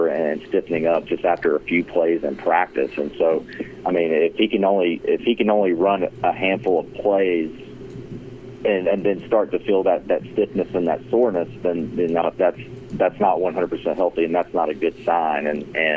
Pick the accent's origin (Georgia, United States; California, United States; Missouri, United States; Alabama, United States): Alabama, United States; Montgomery; moved away as an adult; now in Columbia, United States; I grew up just right outside of Montgomery, Alabama.